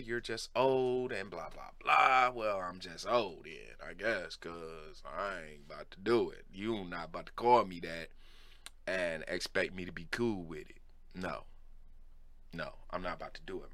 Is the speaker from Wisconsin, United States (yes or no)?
no; Cleveland, Ohio, United States; I'm from Cleveland